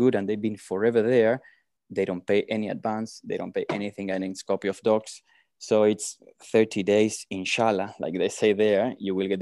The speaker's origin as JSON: {"language": "English", "country": "Argentina", "moved": "as an adult", "lives_now": "South Africa", "said": "I'm originally from Argentina, but we came here almost 12 years ago."}